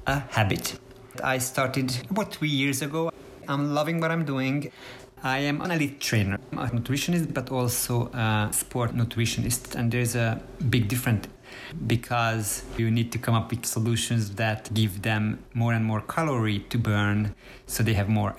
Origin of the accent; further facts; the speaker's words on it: Budapest, Hungary; also born or lived in Israel; now in United States; Magyarországon születtem, Budapesten, 1974-17-én.